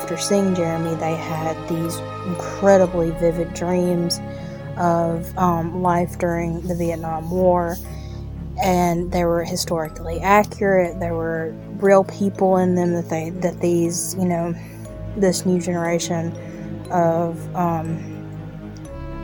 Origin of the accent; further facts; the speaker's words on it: Mississippi, United States; This is from my home state.